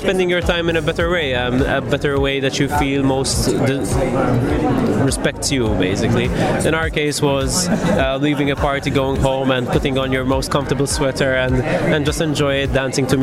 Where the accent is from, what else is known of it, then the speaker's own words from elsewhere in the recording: Mosta, Malta; I'm from Mostar